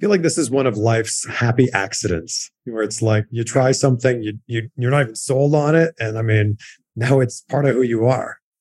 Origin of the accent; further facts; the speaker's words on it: Canada; now in United States; back home to Canada